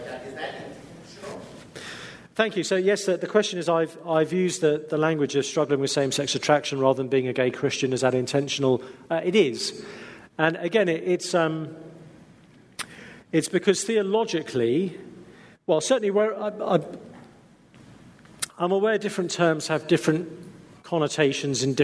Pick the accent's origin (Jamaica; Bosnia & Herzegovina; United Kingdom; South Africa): United Kingdom; England; We're English